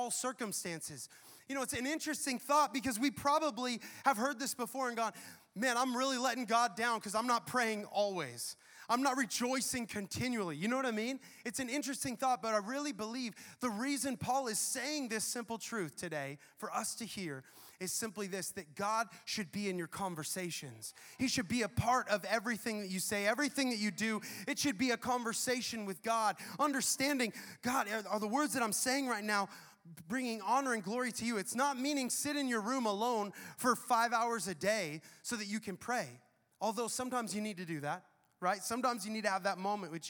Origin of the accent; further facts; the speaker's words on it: the Northwest, Pacific Northwest, United States; moved away as an adult; now in Tampa, United States; Brianna and I grew up in the Northwest where you have amazing trees, mountains